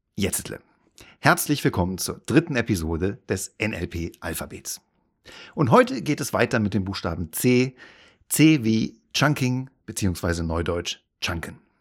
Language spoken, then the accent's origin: German; Hesse, Germany; meine Nationalität ist deutsch. Und ich bin in Hessen geboren